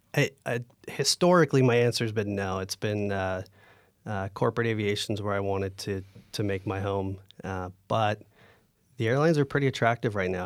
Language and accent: English; Northern California, United States; moved away as an adult; also born or lived in North Dakota; growing up in NorCal